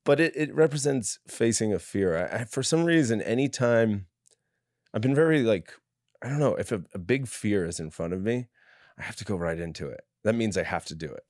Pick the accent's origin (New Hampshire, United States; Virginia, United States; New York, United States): New York, United States; I come from a big, like, f, uh, Catholic family in New York